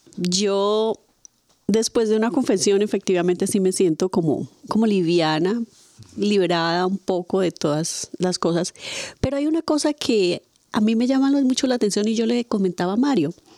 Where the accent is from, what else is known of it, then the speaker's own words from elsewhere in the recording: Padilla, Cauca, Colombia; moved away; en mi pueblo, eh, pues todos, un pueblo pequeño en Colombia que se llama Padilla